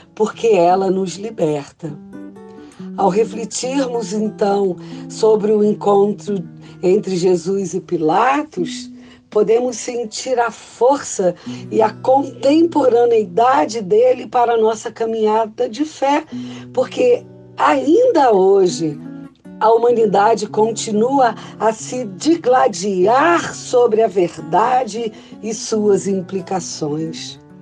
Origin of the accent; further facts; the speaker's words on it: Salvador, Bahia, Brazil; sou baiana de Salvador, pastora metodista